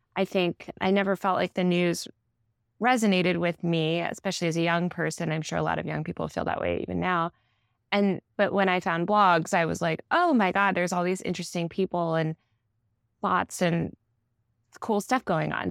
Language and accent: English; Old Greenwich, Connecticut, United States; also born or lived in New York City; I mostly grew up in Old Greenwich, Connecticut, which is about an hour outside the city